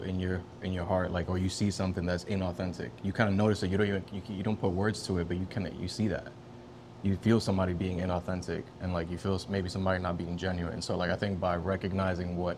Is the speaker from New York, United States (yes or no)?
yes; New York City, New York, United States; accent: Bronx accent; I'm born and raised in the Bronx